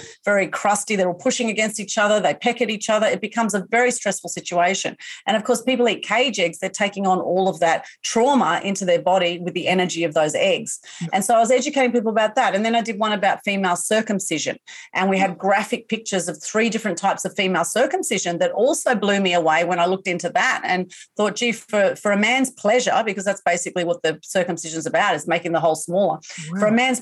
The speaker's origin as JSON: {"language": "English", "town": "Sydney", "region": "New South Wales", "country": "Australia", "tie": "born or raised there", "said": "I was born in Sydney"}